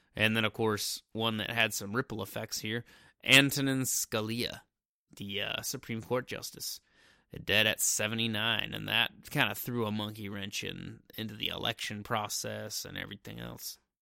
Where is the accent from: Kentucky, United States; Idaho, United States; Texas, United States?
Idaho, United States; Coeur d'Alene; born or raised there